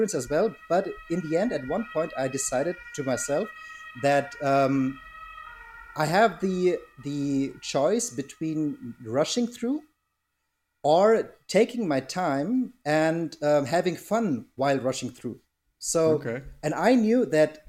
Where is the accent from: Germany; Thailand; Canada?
Germany; Berlin; I've been born and raised in Germany, in Berlin